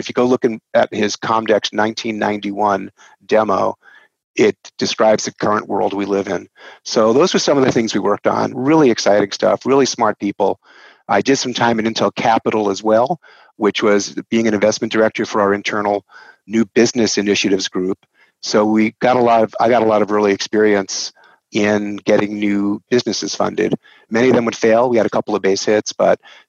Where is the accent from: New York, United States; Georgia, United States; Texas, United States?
New York, United States; accent: New York; moved away as an adult; now in Portland, United States; my accent is from New York, born and raised New Yorker.